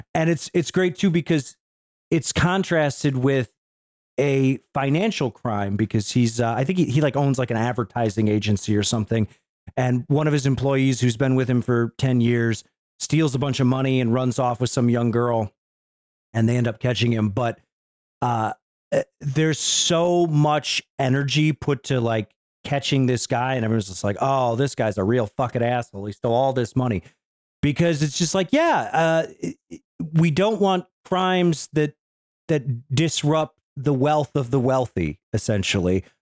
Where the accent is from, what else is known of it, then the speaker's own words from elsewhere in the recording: United States; as an American